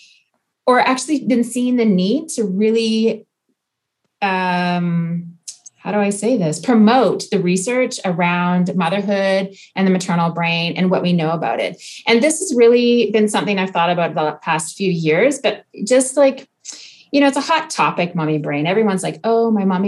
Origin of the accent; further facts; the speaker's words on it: Okanagan, British Columbia, Canada; moved away as an adult; now in France; I'm Canadian. I grew up in the Okanagan